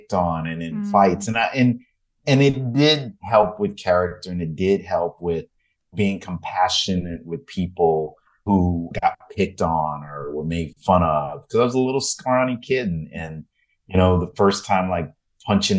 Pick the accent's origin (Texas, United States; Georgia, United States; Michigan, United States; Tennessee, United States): Texas, United States; Houston; moved away; growing up in Houston